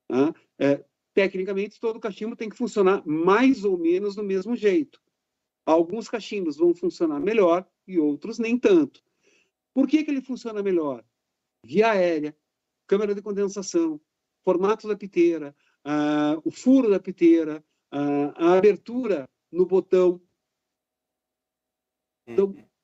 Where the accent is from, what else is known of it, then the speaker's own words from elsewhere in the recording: Caxias do Sul, Rio Grande do Sul, Brazil; Eu sou de Caxias do Sul, pô.